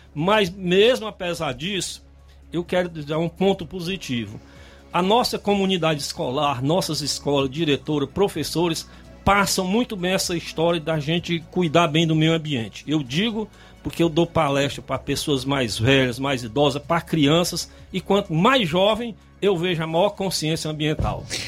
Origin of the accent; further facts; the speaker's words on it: Brazil; como brasileiro